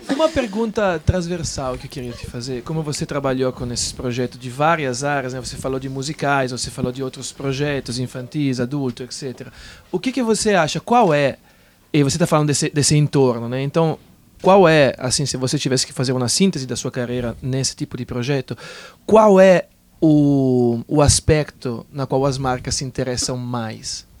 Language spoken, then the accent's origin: Portuguese; Italy; now in Brazil; eu, por exemplo, sou italiano